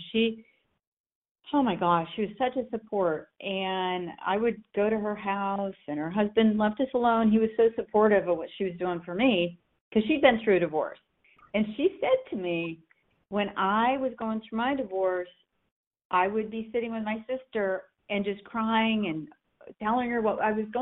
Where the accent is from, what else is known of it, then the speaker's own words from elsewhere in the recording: Corning, New York, United States; moved away as an adult; now in Charlotte, United States; was born and raised in Corning, New York